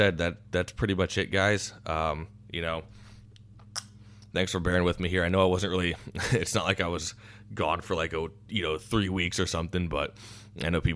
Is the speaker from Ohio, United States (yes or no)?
no; Iowa, United States; I come from Iowa